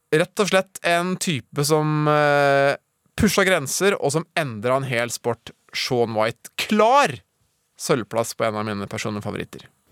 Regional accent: Norway; jeg er norsk

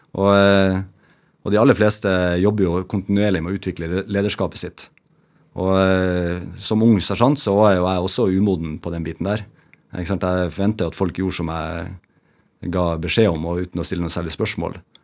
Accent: Bjerkvik, Nordland, Norway; moved away; also born or lived in Narvik; vokste opp, så gikk jeg jo barne- og ungdomsskolen i Bjerkvik, og så gikk jeg videregående i Narvik

